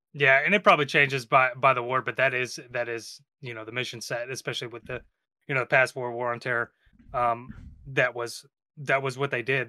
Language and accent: English; Texas, United States; now in New York, United States; I'm from Texas